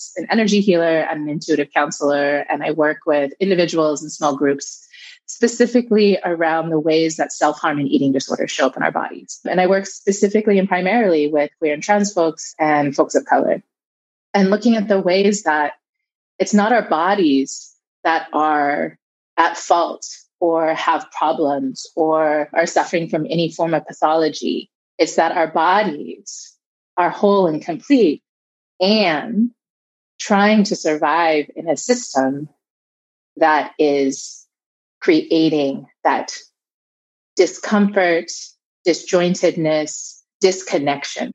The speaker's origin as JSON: {"language": "English", "region": "Southern California", "country": "United States", "tie": "born or raised there", "said": "I was raised here in California, in Southern California"}